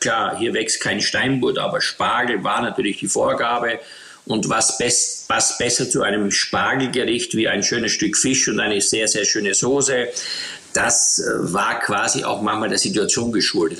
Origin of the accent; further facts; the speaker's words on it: Eastern Styria, Austria; ich bin in der Oststeiermark aufgewachsen mit nichts